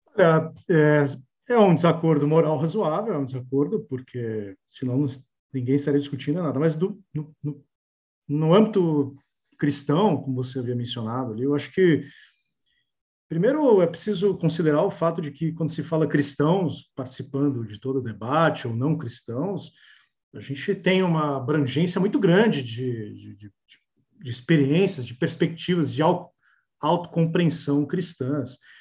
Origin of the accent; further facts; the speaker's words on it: Brazil; como brasileiros